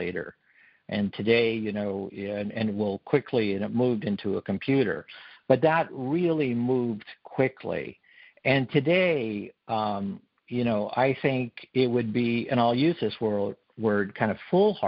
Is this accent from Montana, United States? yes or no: yes; Montana, United States; moved away as an adult; also born or lived in California; Originally, I was from Montana, but came down to California, went to college